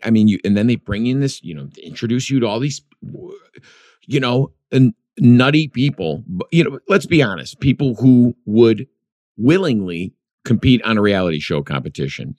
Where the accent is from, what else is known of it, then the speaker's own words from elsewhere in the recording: Chicago, Illinois, United States; I grew up in Chicago, the Midwest.